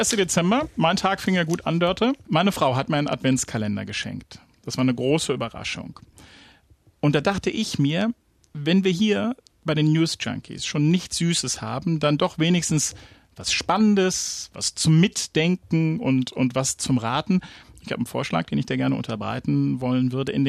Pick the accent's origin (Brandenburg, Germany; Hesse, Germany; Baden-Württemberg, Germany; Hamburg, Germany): Brandenburg, Germany; Frankfurt; Frankfurt-Oder. Meine Heimatstadt. Ein Ort, den ich zwischendurch wirklich, wirklich gehasst habe.